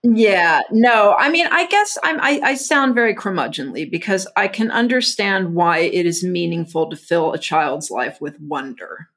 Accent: Houston, Texas, United States; I grew up in, like, Houston, Texas in the seventies

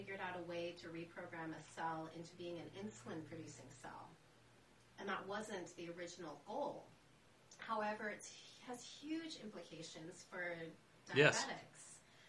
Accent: Switzerland; born there; ironic, since I was born in Switzerland.

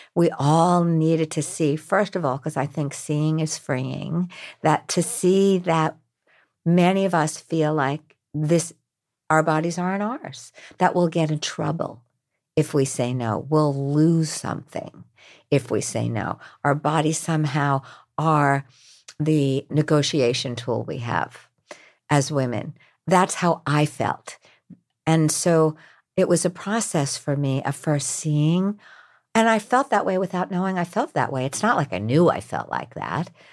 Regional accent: New York, United States; I'm from New York.

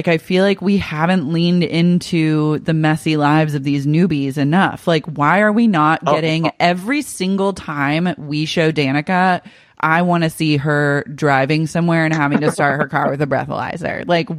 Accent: Oklahoma City, Oklahoma, United States; moved away; I was in Oklahoma City like visiting my family over a weekend

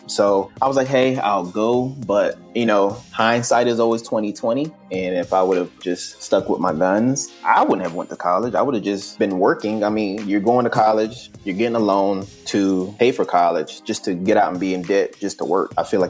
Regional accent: Panama; born there; also born or lived in Germany / New York / Virginia / New Jersey; I was born in Panama. Both my parents were in the army for about 20-something years. So we traveled all over the place. I lived in Germany. My mother's from Trinidad, so we visited there a few times. We lived in New York, Virginia, New Jersey, Pennsylvania.

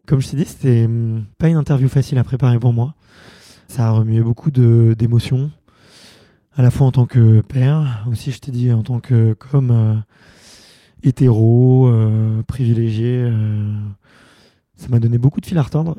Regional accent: Montreuil, Île-de-France, France; j'ai grandi à Montreuil

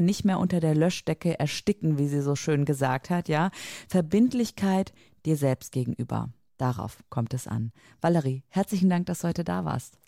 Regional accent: near Cologne, North Rhine-Westphalia, Germany; ich komme aus der Nähe äh, von Köln, Rheinland

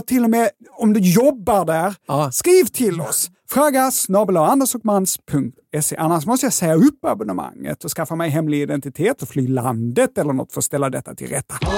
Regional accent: Lund, Skåne, Sweden; accent: Scanian; jag är ju från Lund

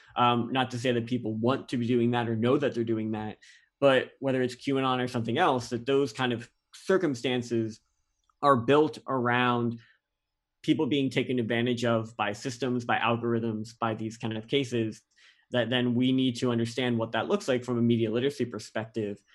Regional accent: Canada; now in United States; I'm a Canadian citizen

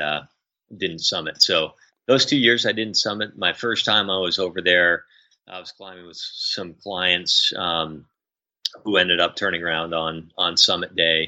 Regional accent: New England, United States; growing up in New England in the United States

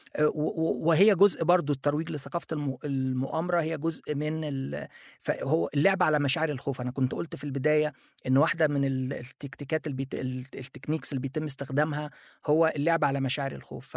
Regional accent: Egypt; also born or lived in Japan; أنا مصري موجود في مصر

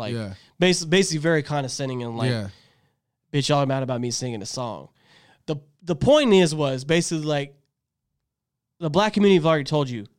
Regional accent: Texas, United States; And then growing up in Texas, going to high school here in the South, the Hispanic crowd I knew did say the word a lot.

